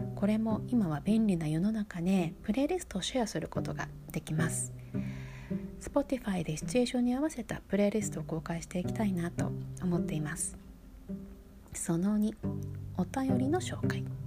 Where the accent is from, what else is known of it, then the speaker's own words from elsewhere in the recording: Sapporo, Hokkaido, Japan; moved away as an adult; now in New York, United States; 私は札幌で育っている